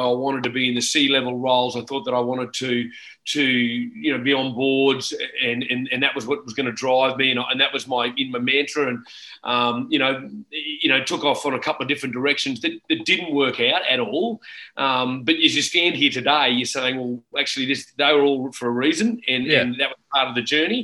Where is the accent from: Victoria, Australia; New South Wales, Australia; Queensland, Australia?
Queensland, Australia; Brisbane; born and bred in Brisbane, still in Brisbane